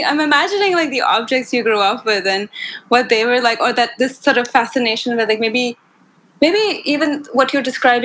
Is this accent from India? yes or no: yes; India; I grew up in India